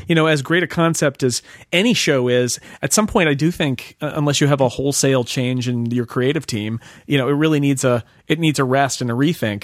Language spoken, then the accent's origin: English; United States